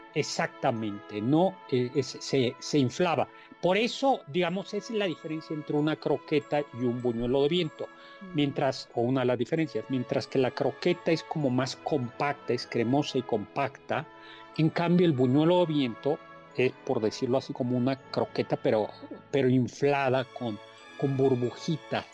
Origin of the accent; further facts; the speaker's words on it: Mexico; los mexicanos somos los únicos fiesteros del mundo en la Navidad